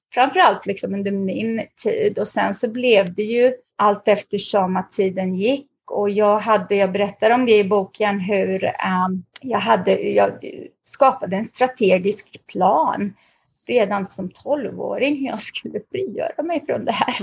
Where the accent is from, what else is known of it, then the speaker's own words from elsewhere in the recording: Lidköping, Västra Götaland, Sweden; moved away as an adult; also born or lived in Lebanon / Västerås, Sweden / Stockholm, Sweden; now in North Carolina, United States; vi hamnade i Lidköping, det som i David, inte Lin utan Lidköping vid Värnen, en liten stad i Västra Götaland. Eh, så där växte jag upp hela min, eh, ja, min uppväxt